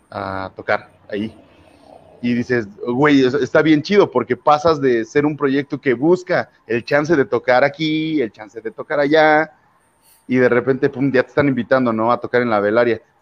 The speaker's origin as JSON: {"language": "Spanish", "region": "Puebla", "country": "Mexico", "lives_now": "León, Mexico", "said": "Cuando yo llegué de Puebla, y bueno, eh"}